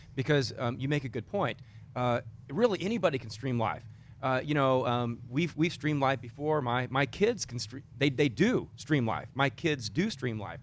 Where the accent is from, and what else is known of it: Texas, United States; accent: Texan